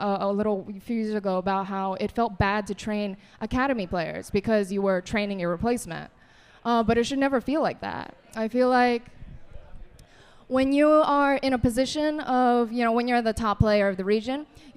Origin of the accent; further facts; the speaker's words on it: New Jersey, United States; I'm from Jersey. I'm born and raised in Jersey